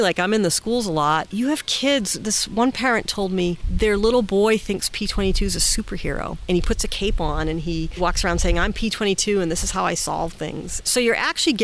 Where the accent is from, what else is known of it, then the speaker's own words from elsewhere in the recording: Massachusetts, United States; now in California, United States; I'm from Massachusetts, but I'm a California girl at heart.